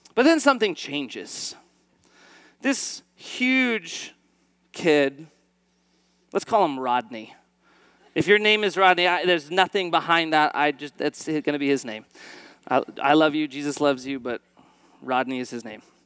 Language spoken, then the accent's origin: English; East Valley, Arizona, United States; I'm an Arizona native, uh, born and raised in the East Valley